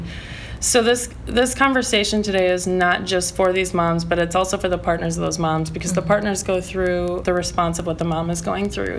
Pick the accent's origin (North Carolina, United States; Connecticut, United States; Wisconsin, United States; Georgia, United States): Wisconsin, United States; moved away as an adult; now in Portland, United States; I'm from Wisconsin. I moved to Portland about a year ago